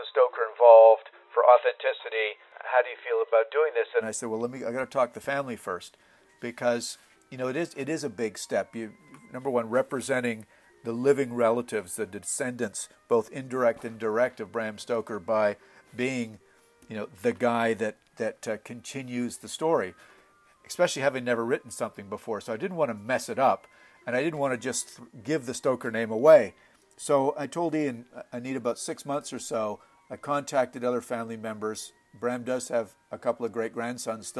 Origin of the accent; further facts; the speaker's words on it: Montreal, Quebec, Canada; I was born and raised in Montreal, Canada